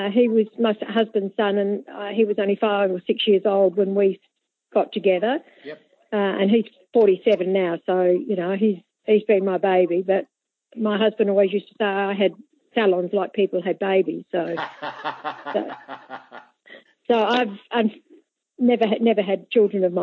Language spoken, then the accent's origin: English; Adelaide, South Australia, Australia; moved away; also born or lived in Lincoln; I grew up in Adelaide.